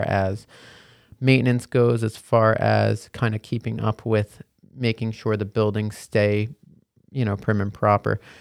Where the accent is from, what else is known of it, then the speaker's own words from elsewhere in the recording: West Long Branch, New Jersey, United States; also born or lived in Hoboken, New Jersey; I grew up in West Long Branch, so very nearby. So, I'm a Jersey boy through and through. Born and bred